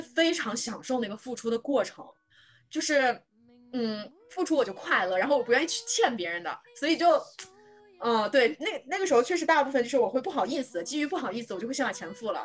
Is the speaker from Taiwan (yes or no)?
no; northern China, China; moved away; also born or lived in Shanghai / Beijing; 因为我是北方人